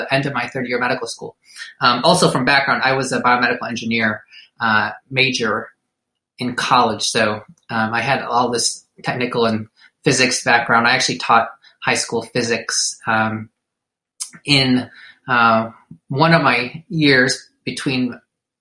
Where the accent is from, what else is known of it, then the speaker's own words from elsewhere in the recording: Detroit, Michigan, United States; I was born in Detroit, Michigan. Raised by Filipino immigrants, went to college